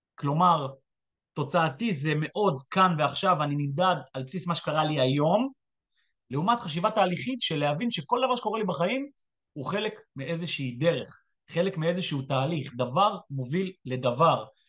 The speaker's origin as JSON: {"language": "Hebrew", "country": "Israel", "said": "אני ישראלי שהיה כמה שנים בצבא"}